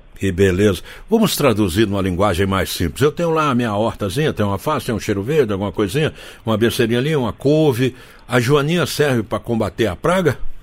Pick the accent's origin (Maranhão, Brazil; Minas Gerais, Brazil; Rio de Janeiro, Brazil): Minas Gerais, Brazil; eu sou mineiro